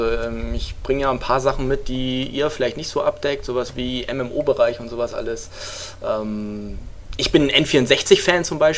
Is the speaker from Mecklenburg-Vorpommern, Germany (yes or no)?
no; Hamburg, Germany; ich komme aus Hamburg